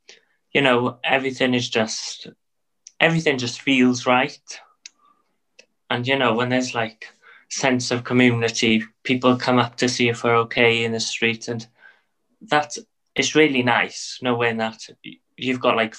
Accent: Wales, United Kingdom; because, you know, we are just Welsh.

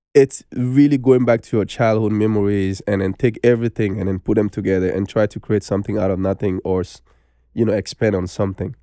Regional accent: Bamako, Mali; English is a second language; moved away as an adult; now in United States; I was born in Bamako. And I grew up there. until I was nineteen years old, I moved to America

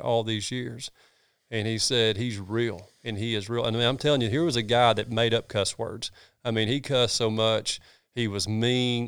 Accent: North Georgia, United States; also born or lived in Red Bud; I grew up in North Georgia. I grew up hunting these hills

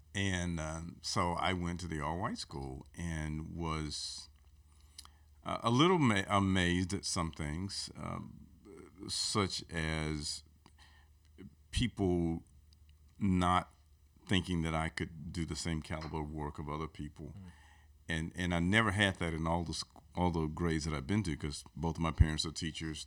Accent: Aliceville, Alabama, United States; moved away as an adult; also born or lived in Birmingham; I'm from a place called Aliceville, which is where um, my parents and grandparents were from. I grew up there and uh, moved to Birmingham after I got out of college

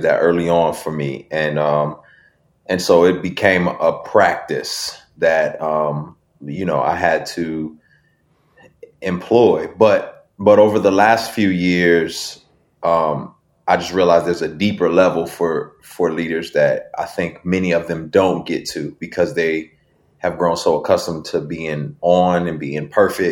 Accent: Binghamton, New York, United States; also born or lived in Houston, Texas; now in Atlanta, United States; I'm the second person from Binghamton

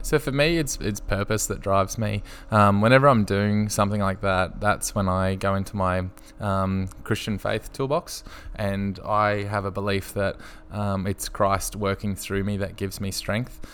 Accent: Brisbane, Queensland, Australia; I grew up in Brisbane on the south side

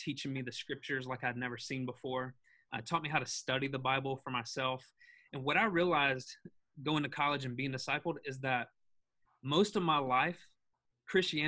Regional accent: the South, United States; now in Hendersonville, United States; I grew up in the South.

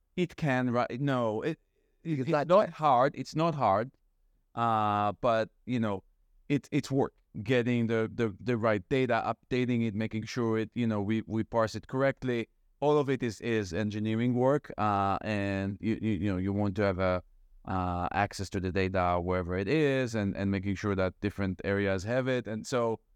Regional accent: Israel; moved away as an adult; now in Brookline, United States; I am, so we said from Israel. Mm-hmm. Uh, I moved here uh, in 2004 to get my PhD

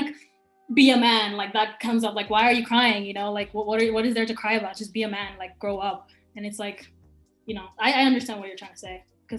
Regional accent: Cameroon; Where I'm from, I'm Cameroonian.

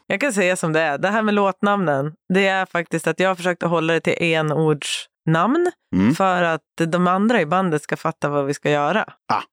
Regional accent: Sundsvall, Västernorrland County, Sweden; moved away as an adult; now in Stockholm, Sweden; jag har ju bott i Stockholm halva mitt liv, men jag kommer från Sundsvall. Så jag flyttade väl till Stockholm när jag var 19, 20

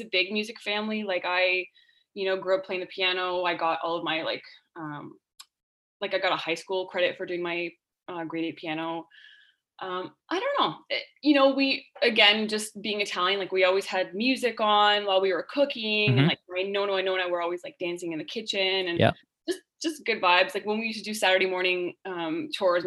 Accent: Northern Ontario town, Canada; Hayley and I both grew up in a small Northern Ontario town called Simmons

